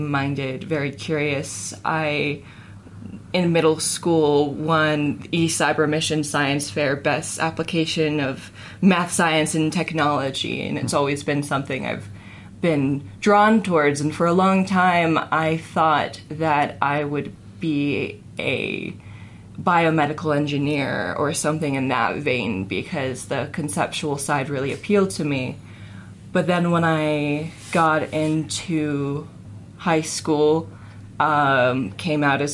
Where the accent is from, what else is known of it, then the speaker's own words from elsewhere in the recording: Forsyth County, metro Atlanta, Georgia, United States; moved away as an adult; now in Salt Lake City, United States; I was metro Atlanta. I was the epitome of the suburbs.